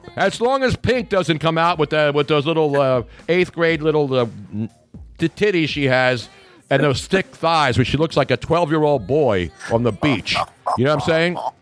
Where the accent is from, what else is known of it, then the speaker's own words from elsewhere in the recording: Philadelphia, Pennsylvania, United States; now in Southwest Florida, United States; we're both from Philly